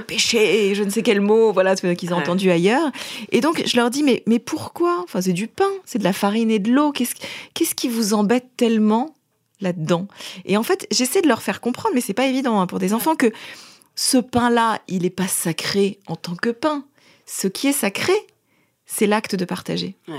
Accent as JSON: {"language": "French", "town": "Paris", "region": "Île-de-France", "country": "France", "said": "je suis parisienne, euh, mère de famille"}